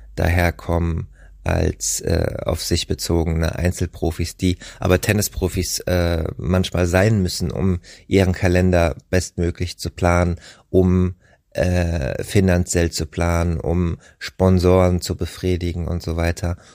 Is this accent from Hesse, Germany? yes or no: yes; Rheingau, Hesse, Germany; aus meiner Heimat im Rheingau